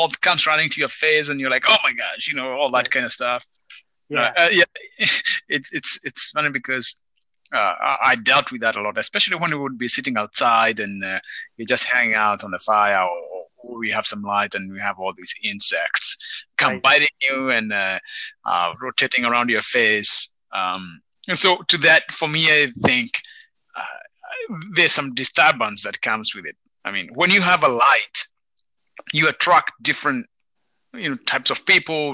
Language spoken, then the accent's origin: English; Kenya; moved away; I'm from Kenya